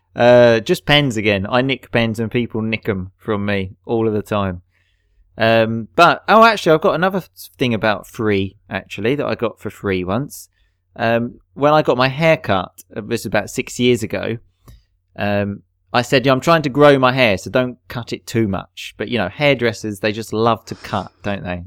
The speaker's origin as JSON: {"language": "English", "area": "Essex", "region": "East of England", "country": "United Kingdom", "said": "Dan and I come from Essex, so we sort of often have the T H we pronounce like an F"}